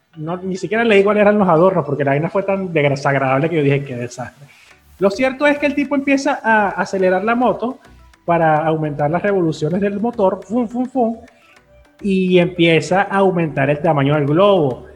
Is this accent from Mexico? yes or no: no; Venezuela; nuestra particularidad como sociedad venezolana